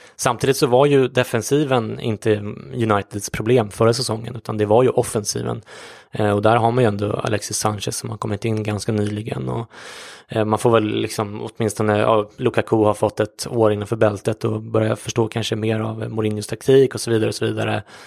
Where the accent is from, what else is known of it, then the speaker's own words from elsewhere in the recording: Sweden; som svensk